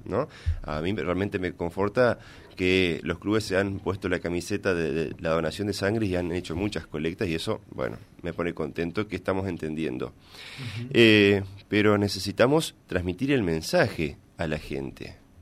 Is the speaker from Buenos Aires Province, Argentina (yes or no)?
no; Villa Ángela, Chaco, Argentina; also born or lived in Corrientes; yo soy de Villa Ángela del Chaco